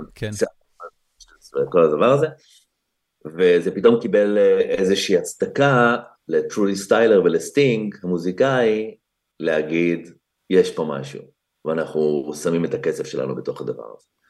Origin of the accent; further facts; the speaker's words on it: Israel; moved away as an adult; now in Los Angeles, United States; אנחנו כמובן ישראלים, אני לא ממש אמריקאי